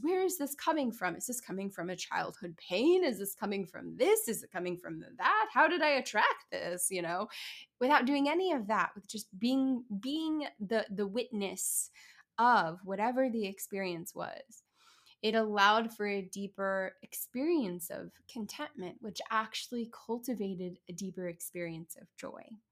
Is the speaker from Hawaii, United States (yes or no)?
no; Kansas City, Missouri, United States; my hometown of Kansas City